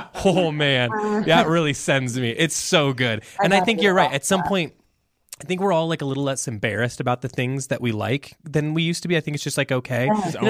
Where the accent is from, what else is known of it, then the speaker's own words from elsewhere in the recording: Midwest, United States; And look, we're pro cottage cheese. We're from the Midwest. We have to like that.